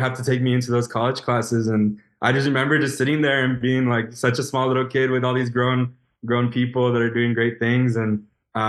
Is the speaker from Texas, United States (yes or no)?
yes; Elsa, Texas, United States; I'm originally from Ed Couch, Elsa, Texas. So small town, deep South Texas